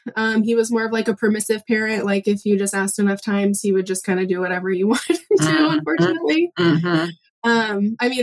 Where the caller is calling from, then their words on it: Pacific Northwest, United States; I'm calling from the Pacific Northwest. I have three kiddos.